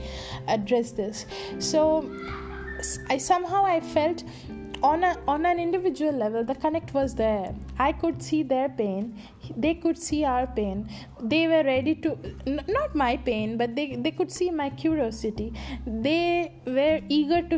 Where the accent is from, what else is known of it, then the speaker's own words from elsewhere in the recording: Kolkata, West Bengal, India; also born or lived in Bankura; I come from Calcutta, which is still not a party city